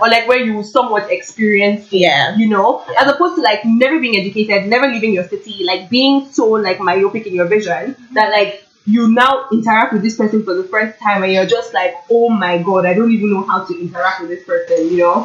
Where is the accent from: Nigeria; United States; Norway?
Nigeria; also born or lived in Toronto, Canada; now in Kingston, Canada; growing up in Nigeria, being surrounded with all these black people, I came to Canada